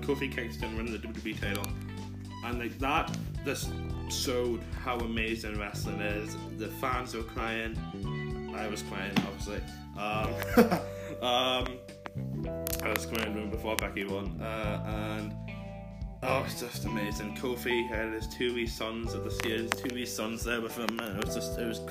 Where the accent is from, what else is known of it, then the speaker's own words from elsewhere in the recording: Ireland; I'm Irish, and I'm proud, proud, proud to be Irish